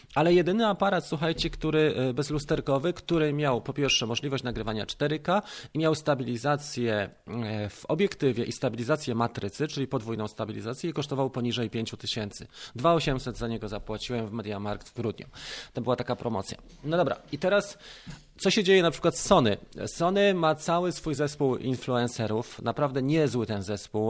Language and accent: Polish; Poland; jestem z Polski